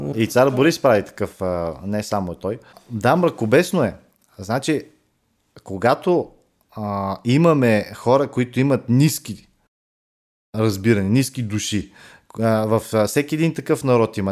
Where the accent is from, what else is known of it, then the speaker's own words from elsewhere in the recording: Bulgaria; ние, като българи, имаме абсолютното право